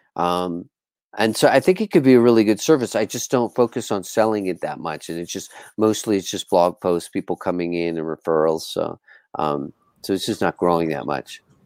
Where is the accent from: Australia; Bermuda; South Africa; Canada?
Bermuda; moved away as an adult; also born or lived in Sayulita, Nayarit, Mexico; I'm from Bermuda in the Caribbean, and I moved to Sayulita from Bermuda